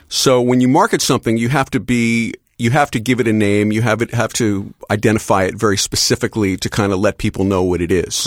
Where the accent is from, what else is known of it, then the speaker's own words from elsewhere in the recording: Philadelphia, Pennsylvania, United States; growing up in Philadelphia.